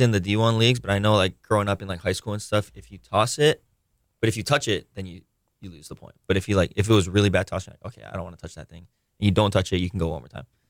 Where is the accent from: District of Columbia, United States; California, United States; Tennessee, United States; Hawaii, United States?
Hawaii, United States; Honolulu; I grew up on Oahu. Uh, grew up in Kamakee. I currently live in Kapahulu, but I went to public school here